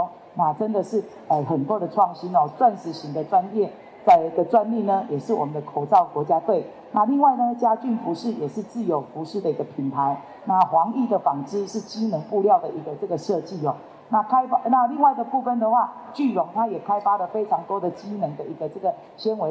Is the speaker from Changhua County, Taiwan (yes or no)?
yes; Changhua County, Taiwan; 这个都是我们彰化人的骄傲。我们希望把我们的骄傲能够分享给更多人，那让借由这样的一个平台，给我们彰化的产业能够继续的发光发亮。